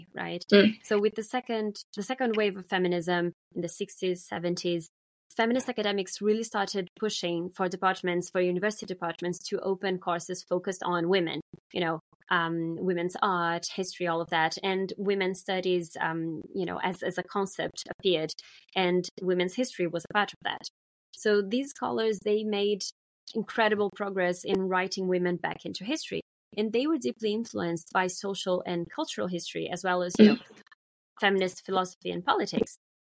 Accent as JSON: {"language": "English", "country": "Brazil", "tie": "born or raised there", "moved": "yes", "said": "my life in, you know, growing up in Brazil"}